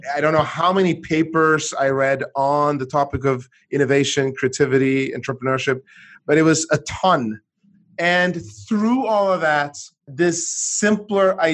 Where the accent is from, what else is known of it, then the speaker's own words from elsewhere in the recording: Sweden; moved away as an adult; also born or lived in United States; I grew up in Sweden